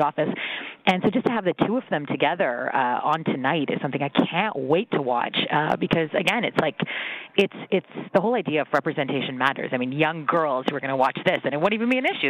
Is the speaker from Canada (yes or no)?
yes; Mississauga, Ontario, Canada; growing up in Mississauga